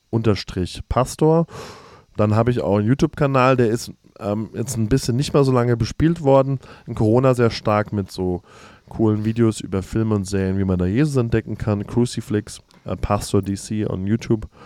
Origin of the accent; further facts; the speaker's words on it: Germany; moved away; Ähm, ich komme ursprünglich aus Deutschland, wohne aber jetzt gerade